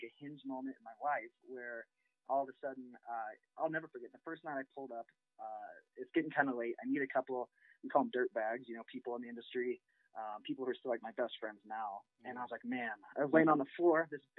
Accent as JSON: {"language": "English", "town": "Rochester", "region": "Illinois", "country": "United States", "tie": "born or raised there", "also_born_or_lived": "Quincy, Illinois / Wisconsin / Montana", "moved": "as an adult", "said": "I grew up in Central Illinois in Rochester"}